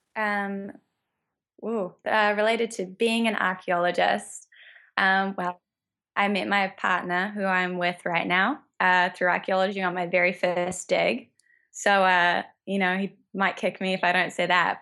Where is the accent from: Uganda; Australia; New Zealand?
New Zealand; moved away as an adult; now in United States; that's why I came to America. I'm from New Zealand. I came to America to row for college